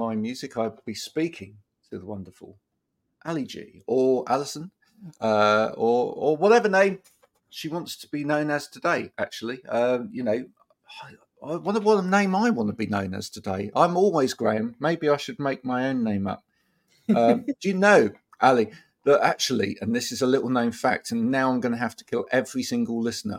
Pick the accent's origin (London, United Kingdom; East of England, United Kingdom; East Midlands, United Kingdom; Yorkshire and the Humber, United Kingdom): East of England, United Kingdom; Bedfordshire; now in Chard, United Kingdom; I grew up in Bedfordshire, which in the UK, growing up, that was one of the most multicultural parts of the UK.